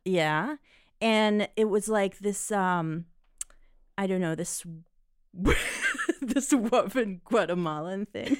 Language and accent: English; Israel; moved away; I grew up in Israel